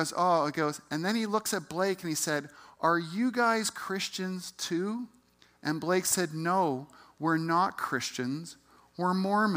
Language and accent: English; Calgary, Alberta, Canada; I grew up in Calgary and went to Sir Henry Wisewood High School.